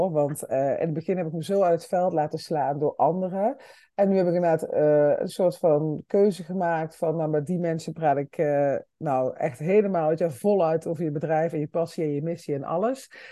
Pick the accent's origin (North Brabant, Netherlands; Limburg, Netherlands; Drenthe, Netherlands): Limburg, Netherlands; wij komen allebei uit Limburg